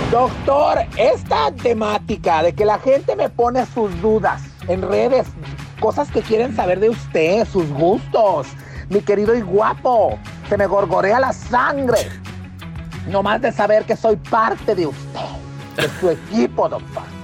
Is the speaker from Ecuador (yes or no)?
no; Panama; now in Washington, D.C., United States; estoy hablando desde Washington, D.C., pero mi país de origen es Panamá.